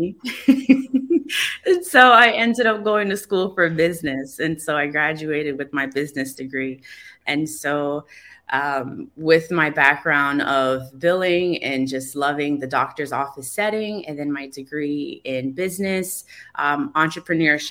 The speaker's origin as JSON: {"language": "English", "town": "Hollywood", "region": "Florida", "country": "United States", "tie": "born or raised there", "also_born_or_lived": "Cooper City, Florida", "said": "I grew up in Hollywood, Florida"}